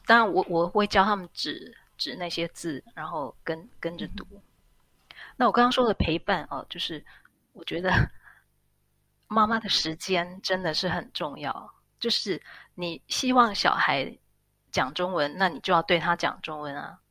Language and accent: Chinese; Taiwan; moved away as an adult; now in Switzerland; 毕竟孩子是一半的台湾人